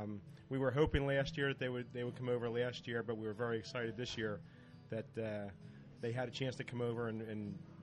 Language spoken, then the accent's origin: English; New Jersey, United States; I'm from South Jersey, which is still part of Philly, but it's South Jersey.